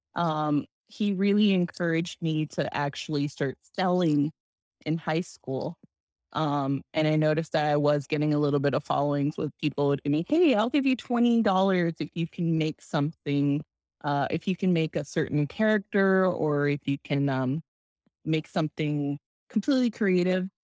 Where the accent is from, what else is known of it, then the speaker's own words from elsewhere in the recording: Arizona, United States; I come from Arizona